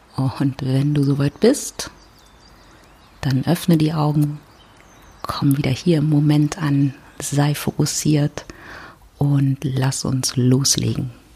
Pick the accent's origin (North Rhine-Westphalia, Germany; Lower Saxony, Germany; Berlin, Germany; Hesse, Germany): Berlin, Germany; ich komme aus Berlin